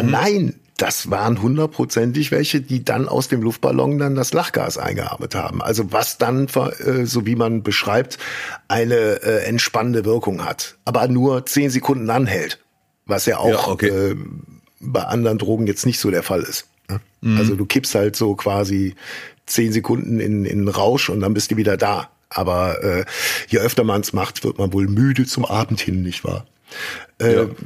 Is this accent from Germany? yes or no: yes; Rhineland, Germany; wie man bei uns im Rheinland sagt.